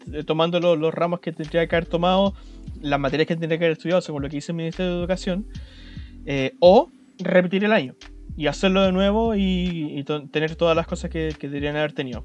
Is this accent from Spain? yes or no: no; Chile; te podéis sentir muy identificado como chileno